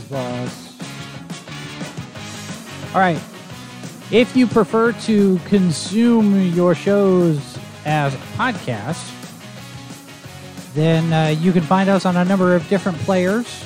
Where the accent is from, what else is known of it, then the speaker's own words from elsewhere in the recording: Dallas, Texas, United States; also born or lived in Oklahoma City; and I grew up in Dallas in the Dallas area, so Texas. You know, a lot of people when they hear that you're from Texas, they expect you to sound a certain way, and I didn't.